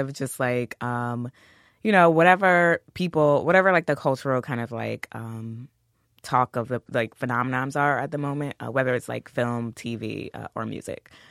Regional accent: New York City, New York, United States; I'm from Queens

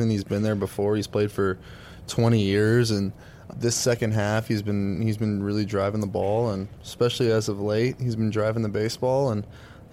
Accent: Albuquerque, New Mexico, United States; growing up in Albuquerque, New Mexico.

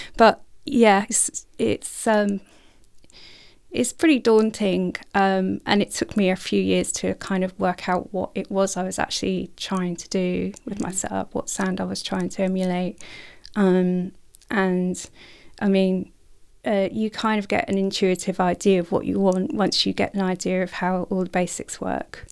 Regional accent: North Norfolk, East of England, United Kingdom; in North Norfolk near the coastline

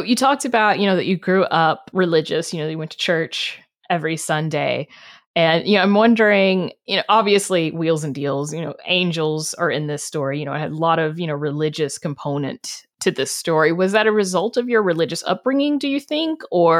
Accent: the South, United States; I grew up in the South. I know.

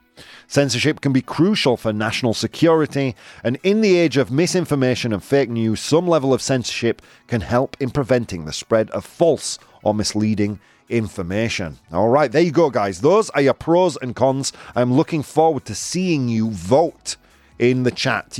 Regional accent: United Kingdom; I'm British

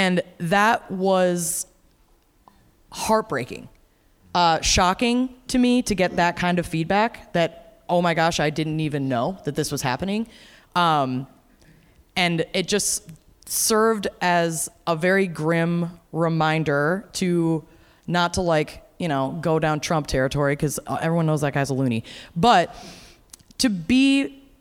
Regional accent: Minneapolis, Minnesota, United States; I'm from Minneapolis. I live in Minneapolis.

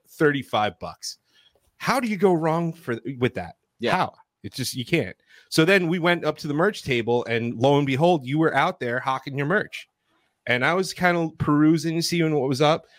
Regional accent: New York, United States; we're from New York

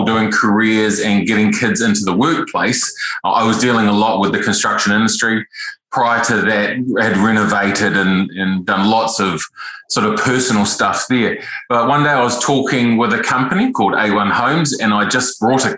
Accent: Wairarapa, Wellington, New Zealand; from the Wairarapa, born and bred down this area

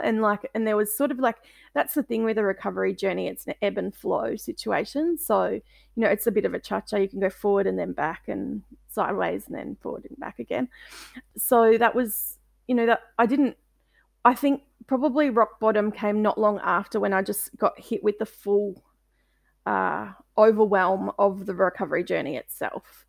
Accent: Melbourne, Victoria, Australia; I'm from Melbourne, um, in Australia

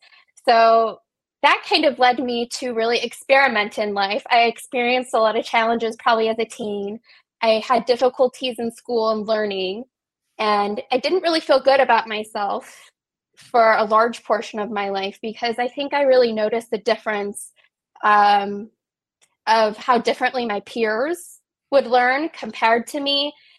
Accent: West Virginia, United States; So I was born in the Kaneha Valley. I've lived here probably on and off my entire life. And I grew up in a loving Jewish home.

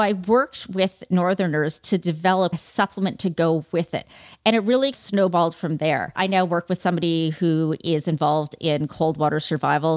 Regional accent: Toronto, Ontario, Canada; growing up in Toronto at beautiful facilities

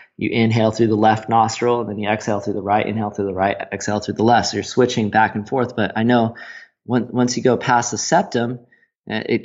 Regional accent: United States; moved away; my home country of the States, the good old America

